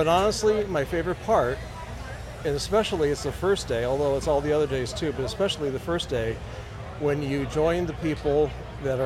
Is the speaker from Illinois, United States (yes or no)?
yes; Peoria, Illinois, United States; Peoria, Illinois